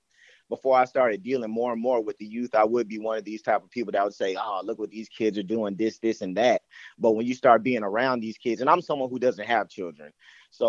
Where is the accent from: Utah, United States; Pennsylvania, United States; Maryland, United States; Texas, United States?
Texas, United States; Killeen; also born or lived in Dallas, Texas; I grew up in Killeen, Texas